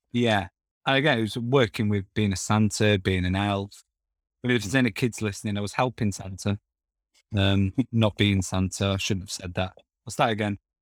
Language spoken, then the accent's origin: English; Castleford, Yorkshire and the Humber, United Kingdom; moved away; I'm originally from Castleford